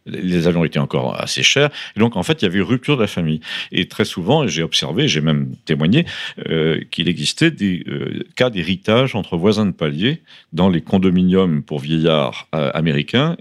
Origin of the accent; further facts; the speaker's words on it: Paris, Île-de-France, France; moved away as an adult; j'ai été élevé à Paris